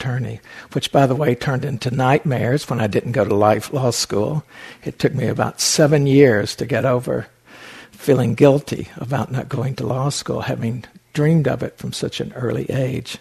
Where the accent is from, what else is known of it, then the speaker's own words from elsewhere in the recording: Appalachian Mountains, United States; When I was 9 years old, I lived in the Appalachian Mountains. I was born in the Appalachian Mountains